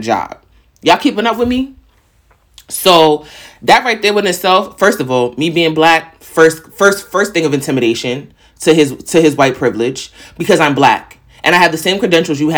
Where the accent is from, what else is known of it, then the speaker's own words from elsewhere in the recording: New York, United States; I'm from New York.